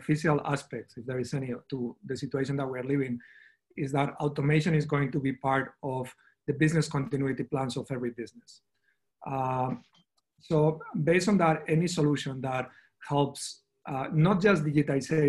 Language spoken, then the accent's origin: English; Spain; I come from Spain